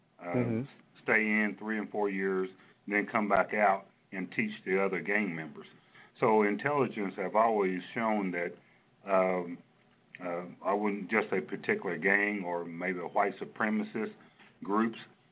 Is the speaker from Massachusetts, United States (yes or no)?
no; Kentucky, United States; moved away as an adult; also born or lived in Louisville, Kentucky; now in Lawton, United States; I'm originally from Kentucky, born and raised there